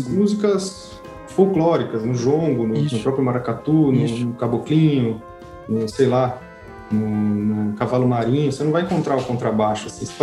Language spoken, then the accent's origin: Portuguese; Brazil; moved away as an adult